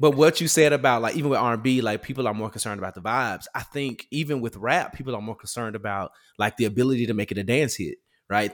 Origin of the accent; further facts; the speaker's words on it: Memphis, Tennessee, United States; I'm from Memphis